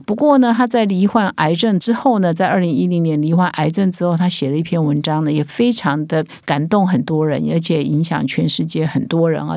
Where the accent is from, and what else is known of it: Taiwan